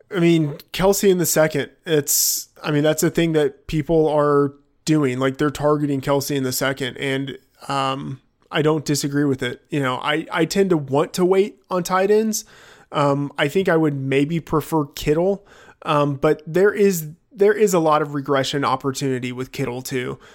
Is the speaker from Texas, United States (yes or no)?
yes; Texas, United States; I grew up in Texas